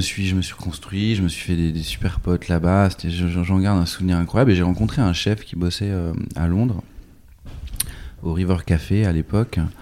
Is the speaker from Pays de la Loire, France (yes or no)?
yes; Nantes, Pays de la Loire, France; also born or lived in New York; je suis né à Nantes en 78